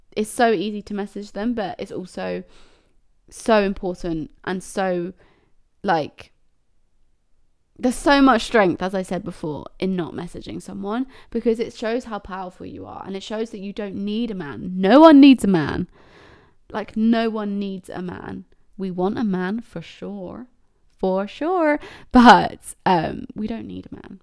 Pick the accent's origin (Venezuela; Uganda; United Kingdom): United Kingdom; Cambridge, East of England; I'm from Cambridge